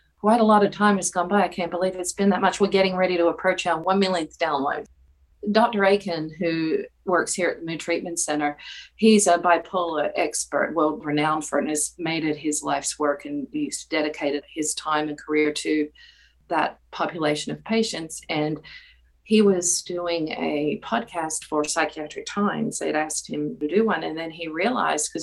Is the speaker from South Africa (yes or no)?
no; Australia; now in North Carolina, United States; I'm originally from Australia, and I grew up there